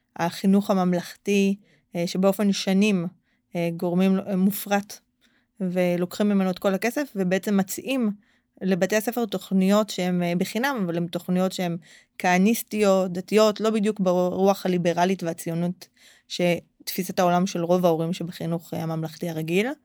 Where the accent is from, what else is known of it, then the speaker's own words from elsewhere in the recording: Holon, Tel Aviv District, Israel; נולדתי בחולון, גדלתי בחולון